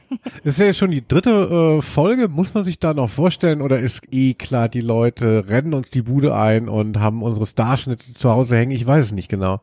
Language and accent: German; Hesse, Germany; eigentlich komme ich ja aus Hessen und, ähm, aus dem Bereich Musik